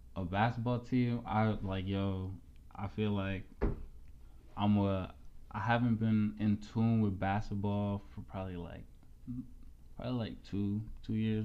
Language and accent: English; Allentown, Pennsylvania, United States; I grew up in Allentown